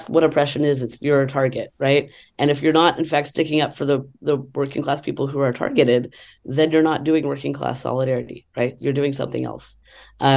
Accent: Texas, United States; moved away as an adult; also born or lived in New York City; flying from Texas, where I grew up, to New York City.

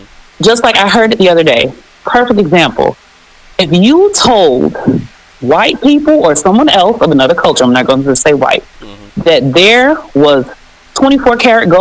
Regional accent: Miami, Florida, United States; moved away as an adult; me growing up in Miami

